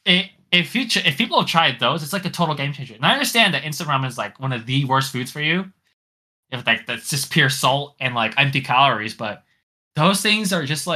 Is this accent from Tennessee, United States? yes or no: no; California, United States; a proud Californian